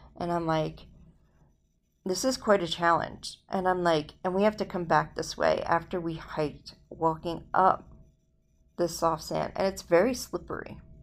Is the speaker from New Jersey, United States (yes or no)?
yes; New Jersey, United States; moved away as an adult; now in Las Vegas, United States; Growing up in South Jersey